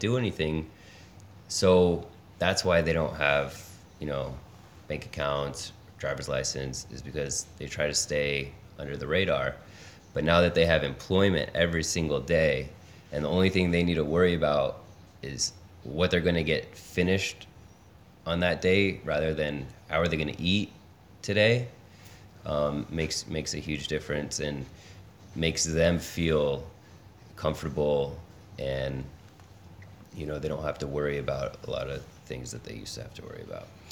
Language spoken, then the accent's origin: English; Los Angeles, California, United States; moved away as an adult; now in Detroit, United States; originally born and raised in Los Angeles